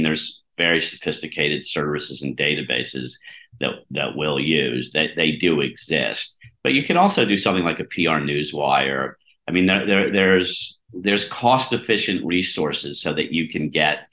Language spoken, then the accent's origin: English; Harrisburg, Pennsylvania, United States; now in New York, United States; I grew up in Harrisburg, Pennsylvania. I'm a small town kid. I mean, I've lived in New York for 40 years